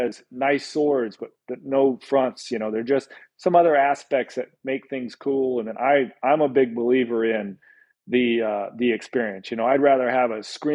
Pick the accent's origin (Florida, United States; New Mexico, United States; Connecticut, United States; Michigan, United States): New Mexico, United States; moved away; growing up in New Mexico